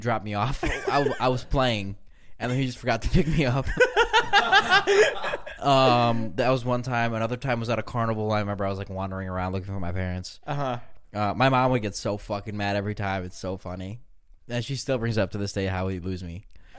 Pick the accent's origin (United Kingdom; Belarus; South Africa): Belarus; born there; My mom told me that where I was born in Belarus